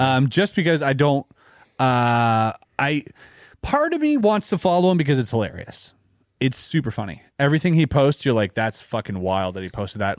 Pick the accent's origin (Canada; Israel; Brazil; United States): Canada; I'm Canadian